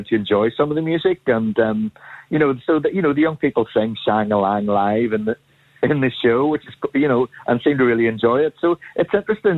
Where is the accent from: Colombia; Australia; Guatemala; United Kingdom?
United Kingdom; Belfast, Northern Ireland; being a 12-year-old boy in Belfast in 1975, 1976. And just my experience as a child growing up